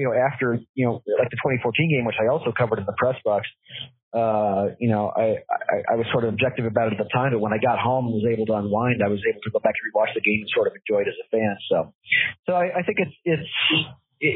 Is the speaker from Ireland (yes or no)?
no; the Valley, Arizona, United States; I grew up in the Valley